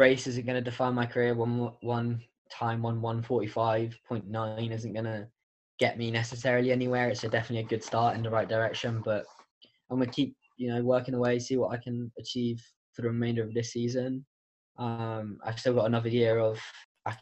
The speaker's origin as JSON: {"language": "English", "country": "United Kingdom", "moved": "yes", "lives_now": "United States", "said": "as a Brit"}